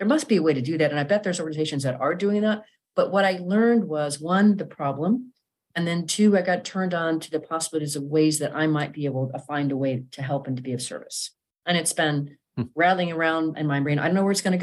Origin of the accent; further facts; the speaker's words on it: Pacific Northwest, United States; moved away as an adult; now in Dallas, United States; I'm from the Pacific Northwest originally